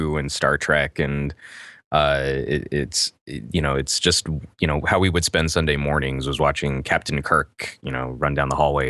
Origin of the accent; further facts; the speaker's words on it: United States; Well, I grew up all over the United States. My dad was military. He was in the Air Force. That's how he paid for college. And so we moved around a lot of scientific hubs. So like we spent a lot of time in New Mexico.